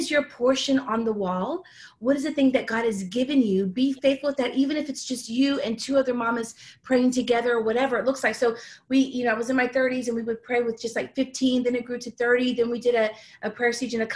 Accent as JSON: {"language": "English", "town": "Houston", "region": "Texas", "country": "United States", "tie": "born or raised there", "moved": "as an adult", "lives_now": "Dallas, United States", "said": "in my hometown where I'm from, which is Houston"}